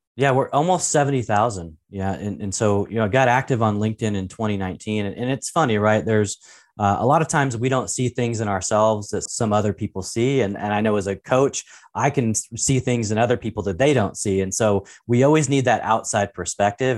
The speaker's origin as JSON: {"language": "English", "town": "Portland", "region": "Oregon", "country": "United States", "tie": "born or raised there", "said": "I was actually, uh, born and raised in Portland, Oregon, uh, actually a little town called Saint John's"}